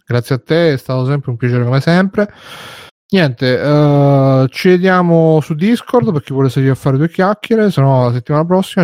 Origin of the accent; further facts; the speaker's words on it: Italy; sono italiano